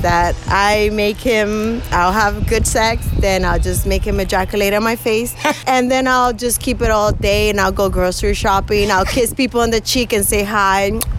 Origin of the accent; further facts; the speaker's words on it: New York, United States; moved away as an adult; also born or lived in Miami, Florida; I'm Dominican, and both of my parents are Dominican. I was raised in New York and then moved to Miami at 19